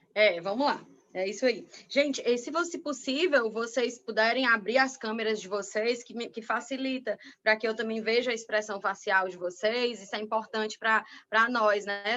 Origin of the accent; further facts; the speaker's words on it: Piauí, Brazil; moved away; no meu estado natal